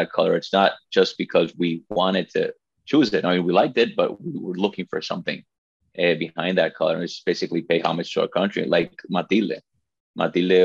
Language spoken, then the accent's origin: English; La Romana, Dominican Republic; English is a second language; I was born and raised in the Dominican Republic. My family's from here